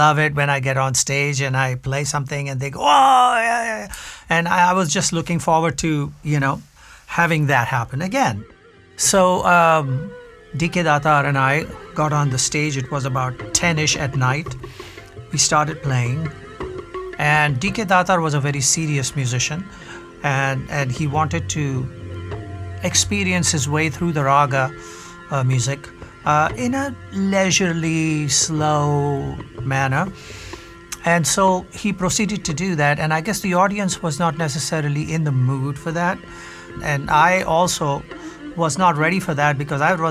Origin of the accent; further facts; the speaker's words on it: northern India, India; I come from India, a northern part of India